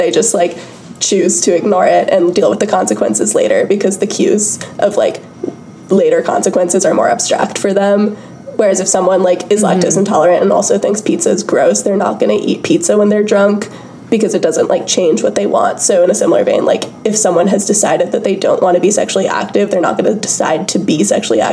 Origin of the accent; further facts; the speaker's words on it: New York City, New York, United States; I am a junior at Yale. I'm from New York City